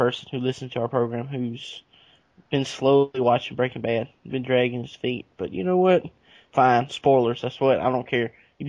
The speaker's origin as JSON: {"language": "English", "town": "Calhoun Falls", "region": "South Carolina", "country": "United States", "tie": "born or raised there", "lives_now": "Augusta, United States", "said": "my hometown. There was a bank robbery in the town of Calhoun Falls"}